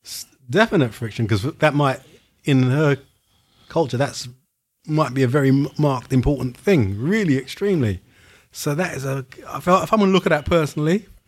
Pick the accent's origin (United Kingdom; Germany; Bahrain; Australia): United Kingdom; England; I'm born in England